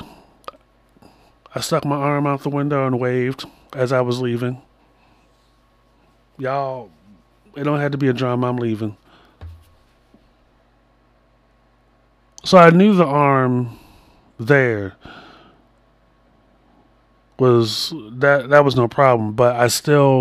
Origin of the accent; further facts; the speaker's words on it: Baltimore, Maryland, United States; I'm from Baltimore